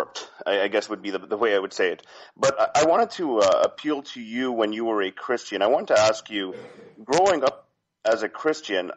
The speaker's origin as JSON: {"language": "English", "country": "Canada", "tie": "born or raised there", "said": "I grew up in Canada"}